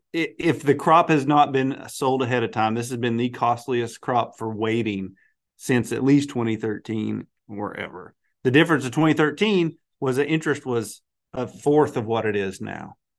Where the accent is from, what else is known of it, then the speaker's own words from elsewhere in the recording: Arkansas, United States; I'm from Arkansas